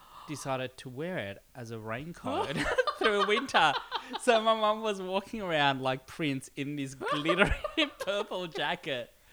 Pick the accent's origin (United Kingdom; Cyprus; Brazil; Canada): Cyprus; I grew up in Cyprus